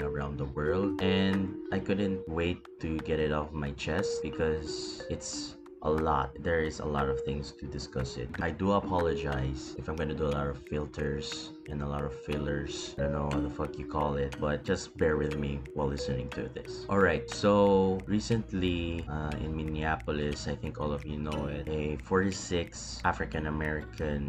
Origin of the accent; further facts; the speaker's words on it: Philippines; I'm a Filipino